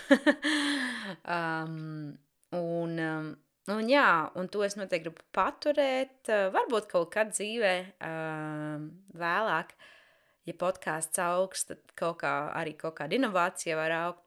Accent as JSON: {"language": "Latvian", "town": "Jēkabpils", "country": "Latvia", "moved": "yes", "lives_now": "London, United Kingdom", "said": "es esmu oriģināli no Jēkabpils"}